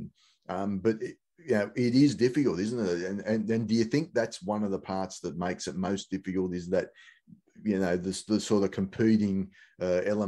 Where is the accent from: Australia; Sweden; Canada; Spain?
Australia; as Australian fans